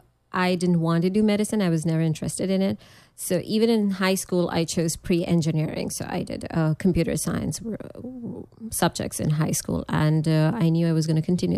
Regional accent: Pakistan; moved away as an adult; also born or lived in New York / Nebraska; now in United States; I was coming from Pakistan.

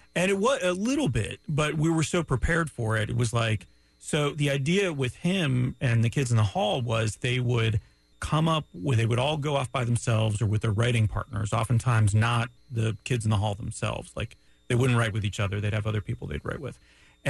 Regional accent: Canada; now in Florida, United States; As a Canadian

